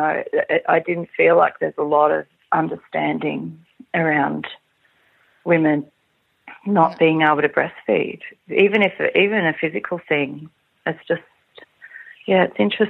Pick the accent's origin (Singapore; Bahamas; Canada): Singapore; I was born in Singapore